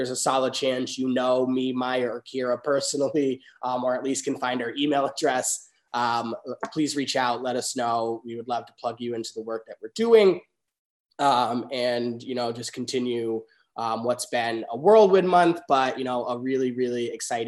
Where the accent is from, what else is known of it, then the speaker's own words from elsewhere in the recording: Western Massachusetts, United States; Born and raised in Western Mass, as an openly gay man that operates in politics